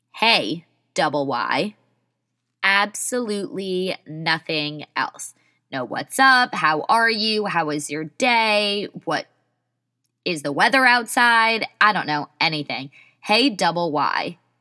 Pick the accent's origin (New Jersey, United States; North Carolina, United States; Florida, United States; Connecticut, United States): New Jersey, United States; Millburn; I'm from Milburn.